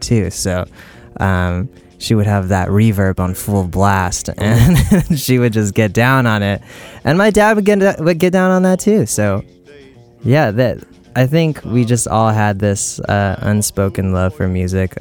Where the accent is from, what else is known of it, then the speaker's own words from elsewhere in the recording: South Bay Area, California, United States; also born or lived in Oakland, California; I was born in Oakland, California, on a naval base, and I grew up kind of just like in the South Bay Area